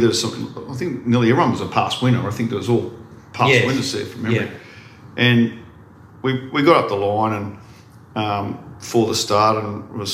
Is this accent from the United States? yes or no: no; Central Coast, New South Wales, Australia; born or raised there; also born or lived in Kiama, New South Wales